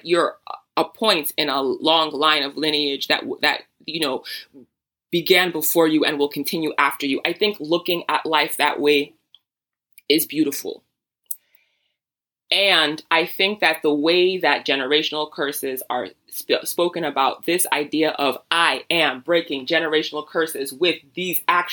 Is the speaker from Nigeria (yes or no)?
yes; Nigeria; I'm Nigerian.